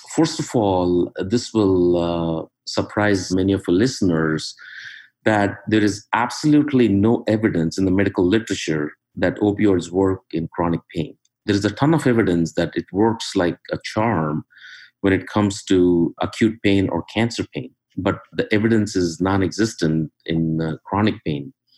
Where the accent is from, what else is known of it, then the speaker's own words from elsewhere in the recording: India; moved away as an adult; now in Cincinnati, United States; I'm originally from uh, India. Went to medical school there, came to US in uh, 1992